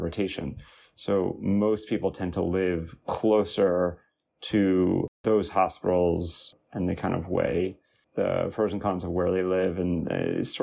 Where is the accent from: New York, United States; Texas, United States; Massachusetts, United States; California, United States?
New York, United States; Long Island; moved away as an adult; also born or lived in Washington, D.C.; I was born and raised on Long Island, only about 20 to 30 minutes away from Stony Brook